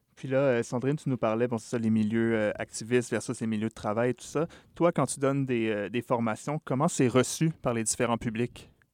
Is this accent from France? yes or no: no; Quebec, Canada; chez nous, au Québec